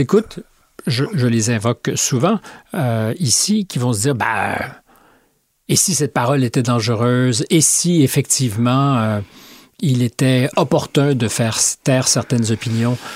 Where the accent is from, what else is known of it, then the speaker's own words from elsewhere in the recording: Canada; moved away; chez nous au Canada